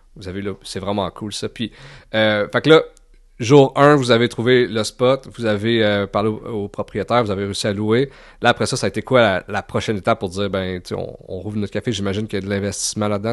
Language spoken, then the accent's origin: French; Gatineau, Quebec, Canada; je viens de Gatineau